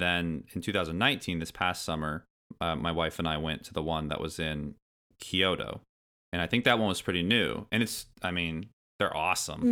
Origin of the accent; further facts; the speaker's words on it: Indiana, United States; I grew up in Indiana, far, far away from New York City